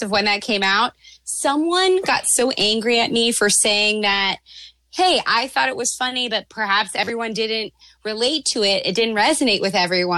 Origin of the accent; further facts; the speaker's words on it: Canada; I'm fucking Canadian